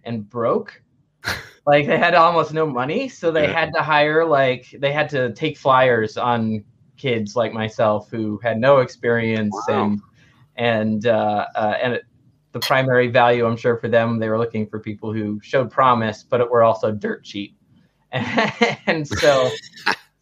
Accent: Massachusetts, United States; moved away as an adult; also born or lived in California; I grew up in Massachusetts

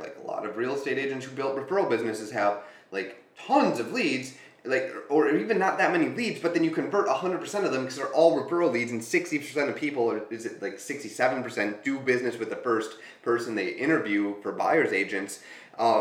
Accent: Green Bay, Wisconsin, United States; I grew up in Green Bay

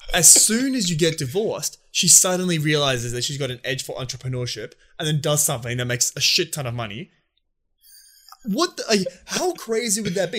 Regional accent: Australia; us as Aussie boys, we love having a beer

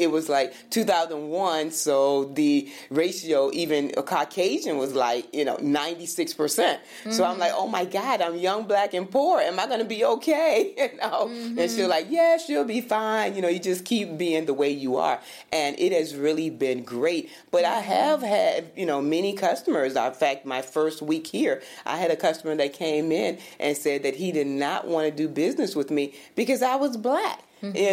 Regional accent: Virginia, United States; also born or lived in Michigan; now in Florida, United States; growing up in Virginia, small town, going to Michigan, and then even coming here.

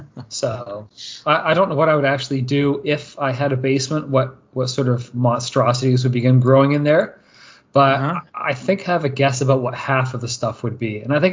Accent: Canada; since we are both Canadian

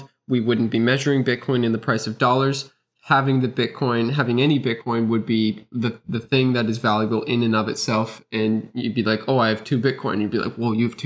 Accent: Canada; I'm Canadian, I use the Canadian dollar

